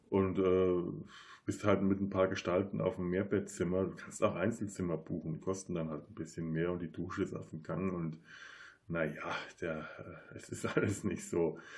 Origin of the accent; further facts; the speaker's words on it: Bavaria, Germany; now in Cologne, Germany; Da bin ich als Franke auch einfach sehr verwöhnt. Das ist das Erste, was ich in Köln feststellen